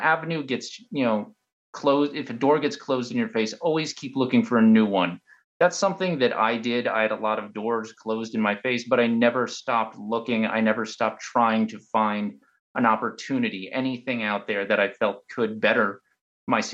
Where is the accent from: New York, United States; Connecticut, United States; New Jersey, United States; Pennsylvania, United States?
Pennsylvania, United States; I'm from Pennsylvania